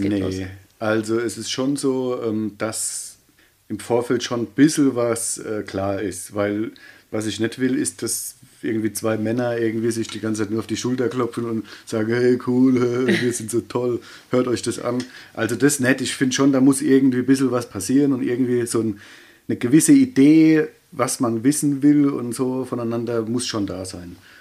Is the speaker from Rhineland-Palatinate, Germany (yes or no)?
yes; Ludwigshafen, Rhineland-Palatinate, Germany; accent: Kurpfälzisch; Quasi in Ludwigshafen halt. Ähm, quasi mein Kindheit, also da, wo ich geboren bin und wo ich aufgewachsen bin, ähm, das ist für mich Heimat.